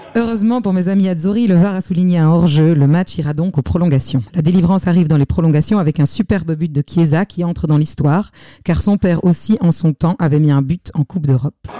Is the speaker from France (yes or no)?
no; Belgium; je suis belge